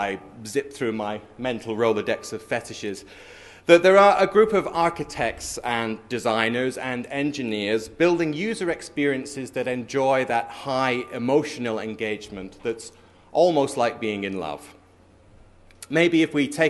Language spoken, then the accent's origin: English; London, United Kingdom; I'm from London.